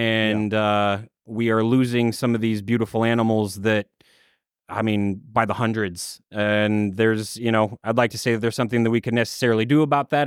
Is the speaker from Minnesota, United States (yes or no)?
yes; Minnesota, United States; I grew up in Minnesota in a small farm town